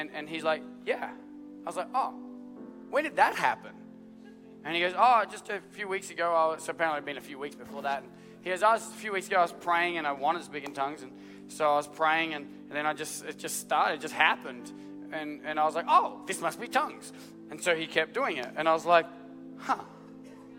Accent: Australia; I'm Australian

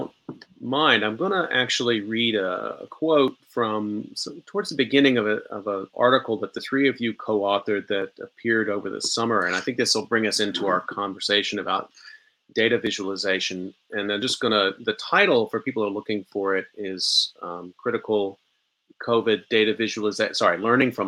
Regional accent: Texas, United States; moved away; I'm from Texas originally

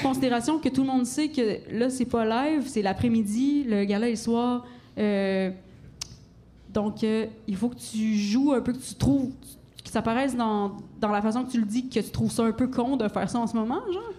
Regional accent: Gaspésie, Quebec, Canada; j'ai grandi en Gaspésie

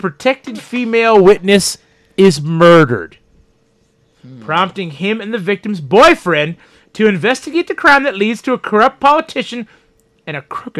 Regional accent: Oklahoma, United States; I'm from Oki.

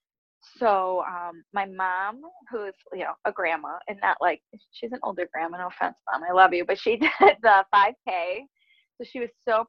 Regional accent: Buffalo, New York, United States; I'm from Buffalo

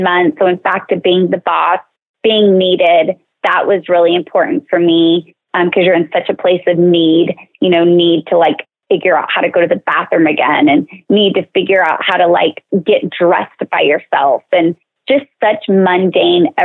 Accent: Salt Lake City, Utah, United States; I'm from Salt Lake

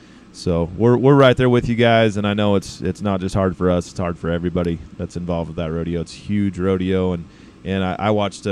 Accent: Rupert, Idaho, United States; born or raised there

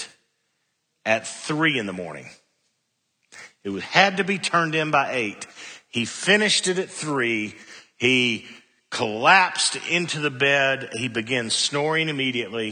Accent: Cookeville, Tennessee, United States; I was a freshman from Cookville

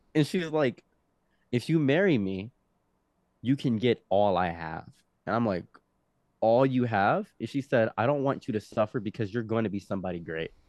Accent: Egypt; now in United States; I was born in Egypt

